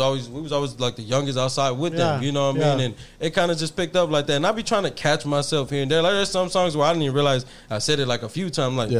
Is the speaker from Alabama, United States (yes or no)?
no; Houston, Texas, United States; I was raised in Greens Point, bro.